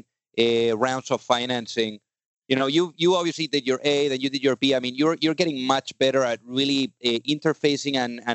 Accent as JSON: {"language": "English", "country": "Spain", "moved": "yes", "lives_now": "United States", "said": "I'm from Spain"}